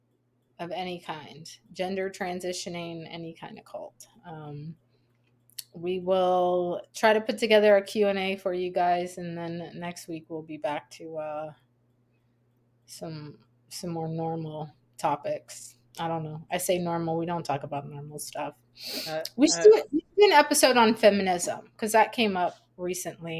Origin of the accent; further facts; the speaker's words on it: South Louisiana, United States; I grew up in South Louisiana